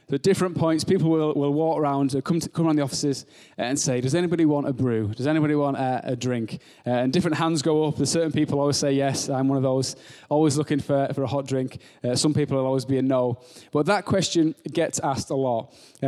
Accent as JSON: {"language": "English", "town": "Barnard Castle", "region": "North East England", "country": "United Kingdom", "moved": "yes", "lives_now": "Bolton, United Kingdom", "said": "So yeah, so I'm from Barnet Castle. I'm nearly at that point where I've been in Bolton for half of my life, so I'm getting to that stage."}